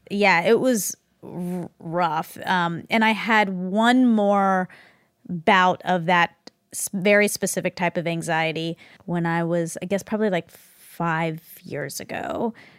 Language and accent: English; Georgia, United States; I grew up in Georgia, I was an Indian girl in Georgia